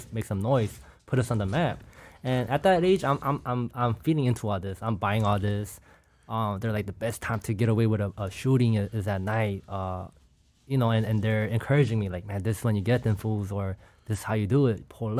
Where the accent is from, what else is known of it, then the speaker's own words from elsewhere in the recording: California, United States; even growing up in Orange County, I used to get taxed a lot by outlaws, you know.